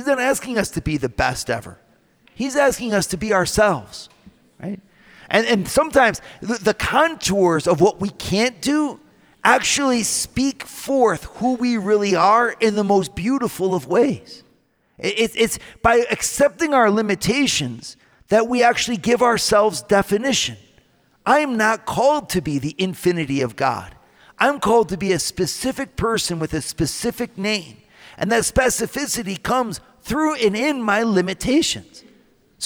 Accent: Northwest Ohio, United States; now in Colorado, United States; I'm from Ohio where there are no hills. I mean, in Northwest Ohio, there are simply no hills. Like where I used to go skiing when I was in high school, we'd go to garbage dumps.

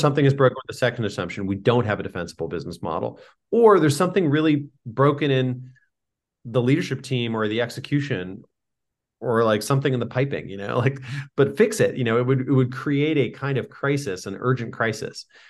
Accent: San Diego, California, United States; I grew up in San Diego

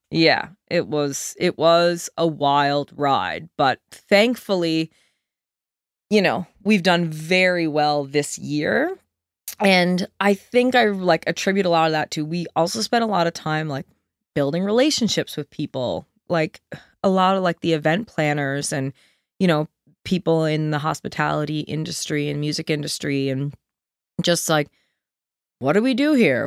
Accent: Deer Lake, Newfoundland and Labrador, Canada; moved away as an adult; also born or lived in Antigonish; we grew up in a nice little town on a lake, you know, like, called Deer Lake

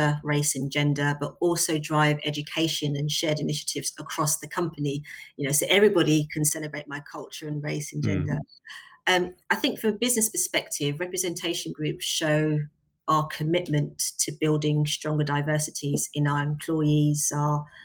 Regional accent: London, United Kingdom; where are you really from? South London is the answer

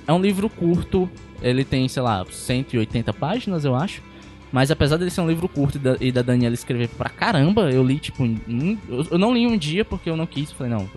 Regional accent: Pacatuba, Ceará, Brazil; eu não sou de Fortaleza, eu sou de Pacatuba. Em Pacatuba, às vezes, onde eu moro

